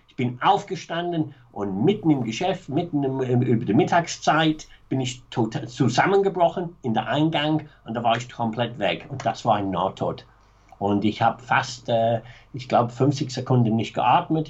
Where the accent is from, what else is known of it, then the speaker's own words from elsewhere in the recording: Manchester, North West England, United Kingdom; German is a second language; moved away; Ich bin aufgewachsen, sehr bürgerliche, m, ganz normale Arbeiterklasse, Familie in Manchester